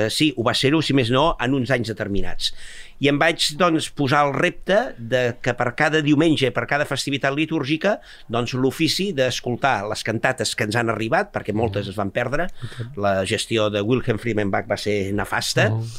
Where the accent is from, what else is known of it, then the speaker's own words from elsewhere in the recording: Bages, Catalonia, Spain; soc del Bages